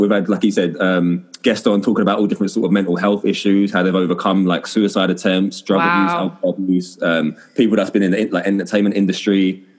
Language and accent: English; Essex, East of England, United Kingdom; also born or lived in London; I'm also raised in Essex, born in London.